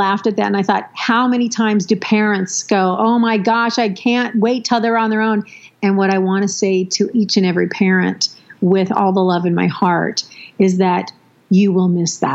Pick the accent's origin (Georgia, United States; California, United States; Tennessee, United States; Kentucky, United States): California, United States; San Diego; moved away; family that I was raised with down in the San Diego, California area